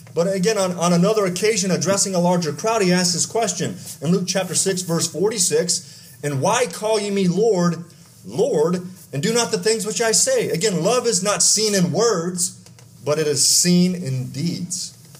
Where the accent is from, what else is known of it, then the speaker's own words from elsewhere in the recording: Texas, United States; I grew up in Texas